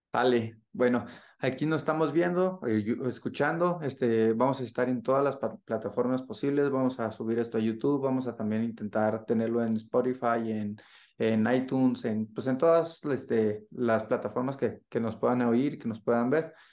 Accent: northern Mexico, Mexico; now in Mexico City, Mexico; nosotros como norteños pues, somos muy directos

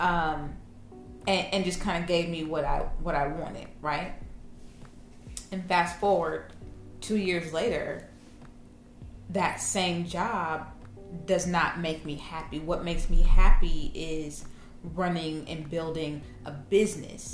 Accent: Kansas City, Missouri, United States; I'm from Kansas City

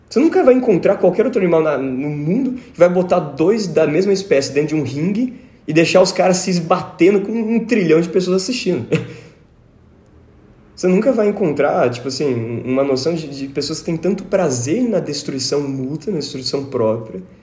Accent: Tatuí, São Paulo, Brazil; now in Americana, Brazil; Eu sou natural de Tatuí, né? pequena cidade de Tatuí, capital dos doces caseiros, da música e capital ternura.

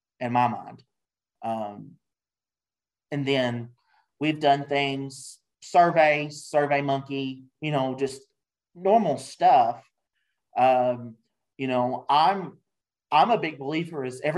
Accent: Kentucky, United States; Bronco chocolates from Kentucky, from my hometown

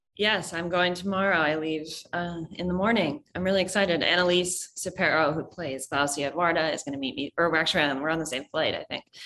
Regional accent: New York City, New York, United States; I'm from New York City, so, um, a New York native

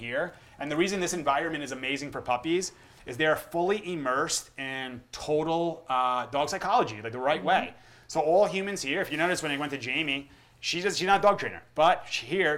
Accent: United States; I grew up in America

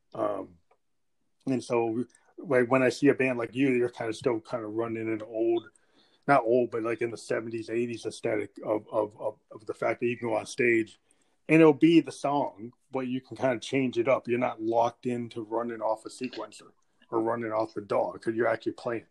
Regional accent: New Hampshire, United States; I'm from New Hampshire

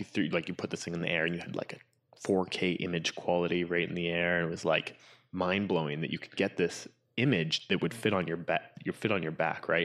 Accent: Whistler, British Columbia, Canada; grew up in Whistler, which is, I mean, I guess the ca, the, the adventure capital of, uh, of Canada or B C

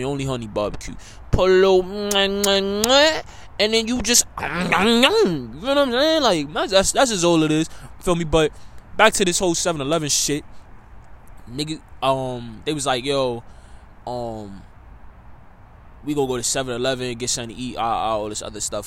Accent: New York City, New York, United States; me being a New Yorker

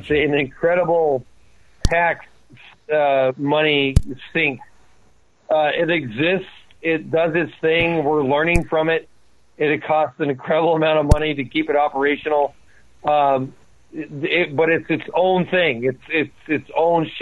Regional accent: United States; as an American

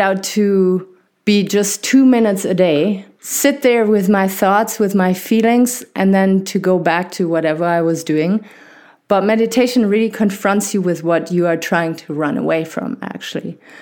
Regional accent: Germany; accent: not harsh German; I was, uh, born and raised in Germany, and, uh, my family is French

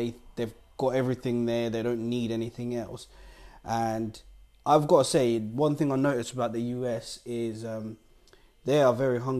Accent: Zimbabwe; we're both from Zimbabwe.

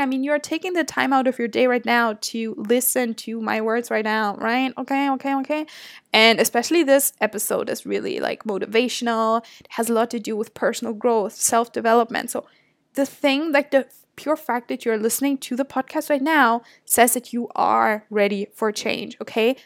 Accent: Germany; moved away as an adult; now in Toronto, Canada; I'm obviously from Germany.

